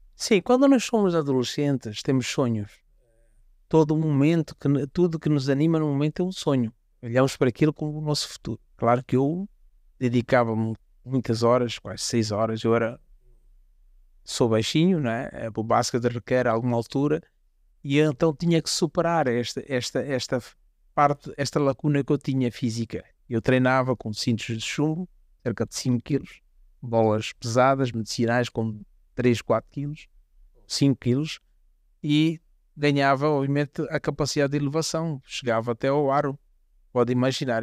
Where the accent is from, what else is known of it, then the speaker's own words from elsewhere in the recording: Quelimane, Zambezia, Mozambique; also born or lived in Maruro; Sou oriundo da Zambésia, de facto, cidade de Climano, mas é interessante que tive uma infância eh, também na uma zona rural, onde os meus pais viviam